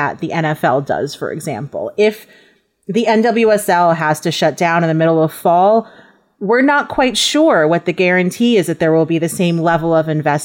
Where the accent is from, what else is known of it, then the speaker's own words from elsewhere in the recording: New York, United States; moved away; also born or lived in Los Angeles; I'm from New York. I was living in Los Angeles